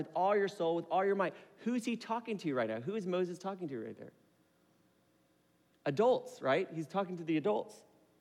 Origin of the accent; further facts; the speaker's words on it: Philippines; So I'm Filipino